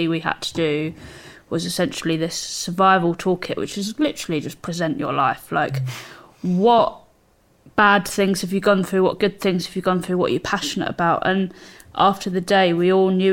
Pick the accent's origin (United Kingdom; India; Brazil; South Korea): United Kingdom; Surrey, South East England; I come from Surrey and I come from a little town in Surrey, you have that community